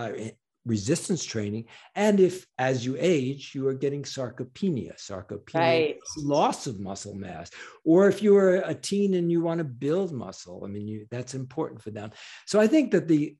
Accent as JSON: {"language": "English", "region": "New York", "country": "United States", "said": "I'm a New Yorker"}